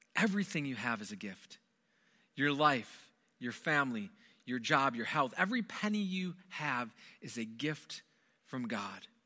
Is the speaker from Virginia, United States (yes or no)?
no; Wisconsin, United States; moved away; I'm originally from Wisconsin, born and raised in Wisconsin